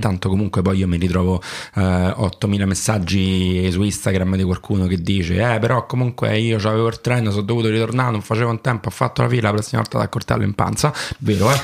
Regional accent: France; accent: southern French; first language French; Italian is a second language; now in Rome, Italy; io sono francese anche se non sembra di madrelingua e nazionalità

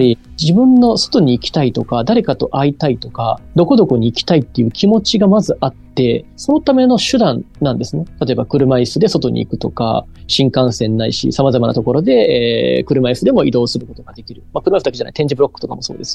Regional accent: Nara, Japan; 奈良県出身なんですけど

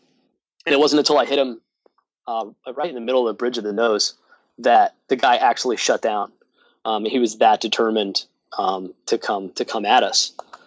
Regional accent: New York, United States; And you and I talked about how I'm originally from New York.

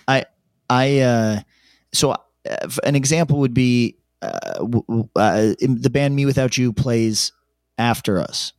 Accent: upstate New York, United States; accent: New York twang; an upstate guy, I have slightly more, uh, like, New York twang than most upstate guys

